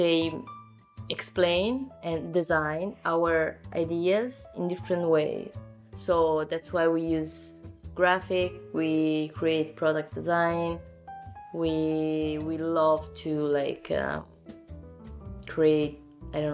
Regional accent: Naples, Campania, Italy; English is a second language; also born or lived in Zurich; now in Milan, Italy; I come from Naples, as I said, and in my city, you can really feel still a real and old tradition

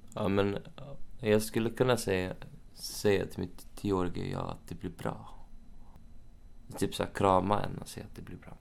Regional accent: Uppsala, Uppsala County, Sweden; now in Stockholm, Sweden; jag är uppväxt i Uppsala, så jag har min familj i Uppsala.

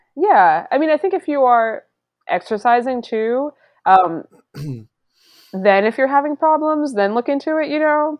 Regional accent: Long Island, New York, United States; I grew up on Long Island

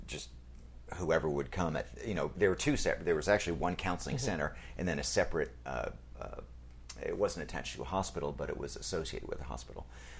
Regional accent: New York, United States; Long Island. Not okay. Philadelphia.

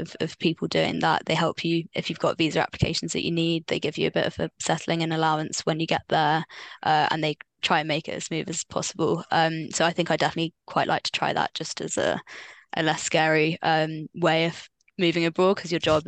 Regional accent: London, United Kingdom; also born or lived in Oxford; I grew up in London as well

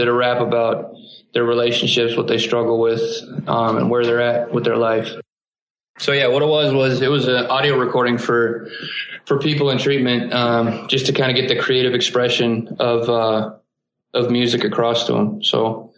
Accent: Columbus, Ohio, United States; moved away as an adult; also born or lived in Springfield, Ohio; now in Salt Lake City, United States; I grew up in Columbus, Ohio. That's where I spent the first 23 years of my life.

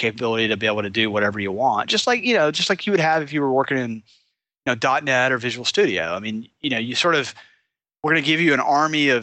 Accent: Atlanta, Georgia, United States; moved away as an adult; also born or lived in Gainesville, Georgia; now in Silicon Valley, United States; I love Atlanta. I grew up in Atlanta. My family's in Atlanta. I'm sort of a Georgia boy

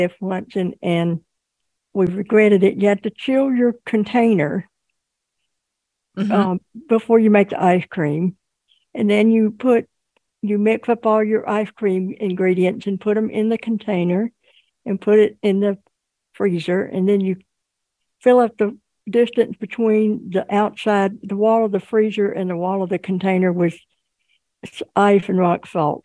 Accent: Mississippi, United States

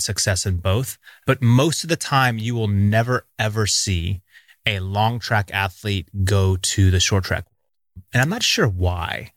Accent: Seattle, Washington, United States; Growing up in Seattle, it rains all the time

